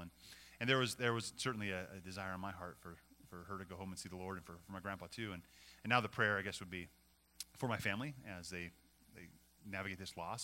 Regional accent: Montana, United States; now in California, United States; When we moved from California to Montana, we left my my parents' parents and uh, left them behind here.

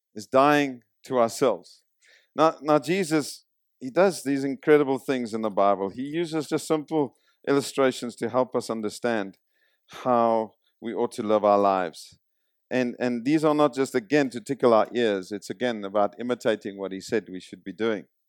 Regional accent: South Africa; moved away; I come from South Africa. I did two years of military service, conscripted

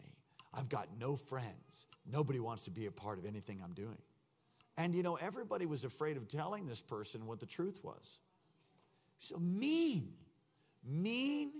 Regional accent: East Coast, United States; I'm from the East Coast

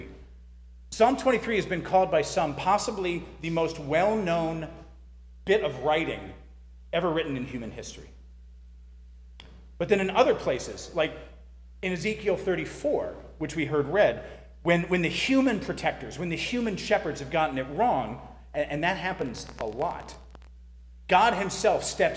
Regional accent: near Boston, Massachusetts, United States; I grew up near Boston, where the roads make absolutely no sense

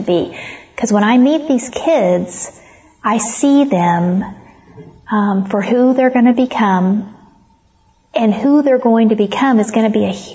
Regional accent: Comanche County, Oklahoma, United States; moved away as an adult; also born or lived in Stafford County; I was raised in Comanche County, Oklahoma

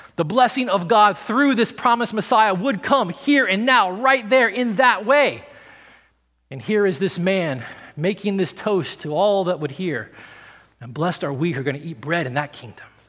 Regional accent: the South, United States; I grew up in the South

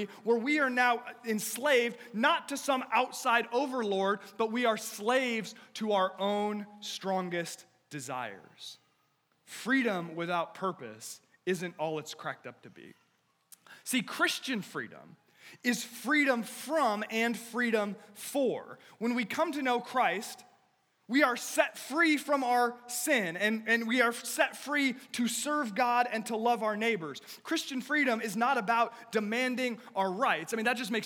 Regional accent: United States; I love being an American, and I do, and there is no place else in the world I would rather live

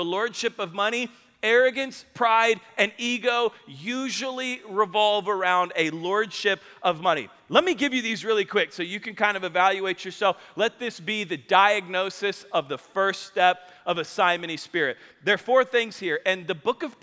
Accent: Spring Hill, Kansas, United States; I grew up in Spring Hill, Kansas

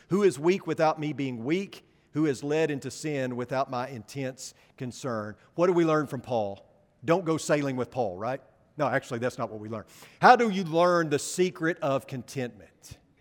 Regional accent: Paragould, Arkansas, United States; moved away; back in Paragould, Arkansas, my hometown

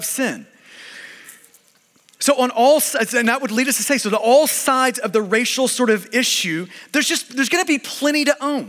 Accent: United States; we're American and because we are Westerners

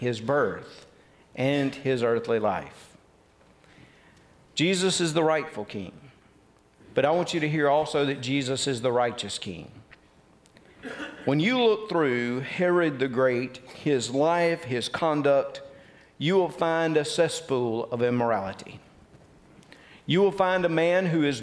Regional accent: Tupelo, Mississippi, United States; I was born in Tupelo, Mississippi

